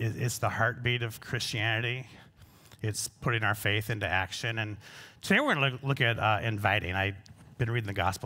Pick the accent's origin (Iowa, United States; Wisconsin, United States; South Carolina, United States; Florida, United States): Iowa, United States; Pocahontas County, Northwest; So I'm from Northwest Iowa.